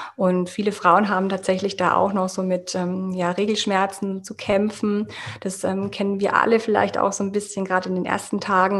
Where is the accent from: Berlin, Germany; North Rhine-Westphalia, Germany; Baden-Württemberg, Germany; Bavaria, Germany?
Bavaria, Germany; Munich; ich komme aus München und ich bin Yoga-Coach